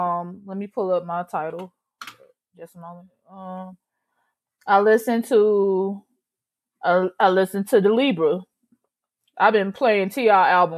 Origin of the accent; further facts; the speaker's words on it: Georgia, United States; I'm from Georgia